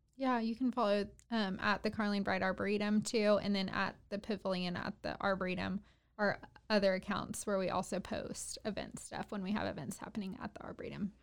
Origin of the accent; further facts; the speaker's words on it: Waco, Texas, United States; also born or lived in Dallas; I was born and raised in Waco, lived here my whole life